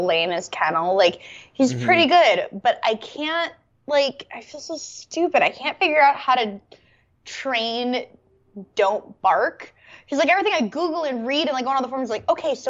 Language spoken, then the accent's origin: English; Canada; I'm Canadian.